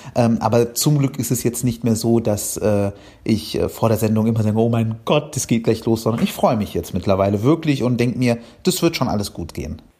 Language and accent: German; Cairo, Cairo Governorate, Egypt; now in Germany; ich bin ja in Kairo, in Ägypten aufgewachsen